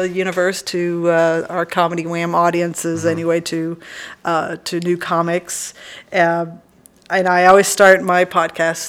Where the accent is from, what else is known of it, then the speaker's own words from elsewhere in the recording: Dallas-Fort Worth area, Texas, United States; moved away as an adult; also born or lived in Belgium; now in Austin, United States; I was born in Belgium, but then grew up in the Dallas-Fort Worth area, came to UT for my college days